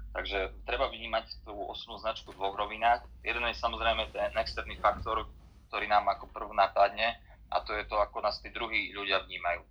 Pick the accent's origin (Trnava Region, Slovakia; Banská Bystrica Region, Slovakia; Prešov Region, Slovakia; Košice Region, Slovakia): Košice Region, Slovakia; Michalovce; moved away as an adult; also born or lived in Bratislava, Slovakia; now in Košice, Slovakia; som pôvodom z východu, som Michalovčan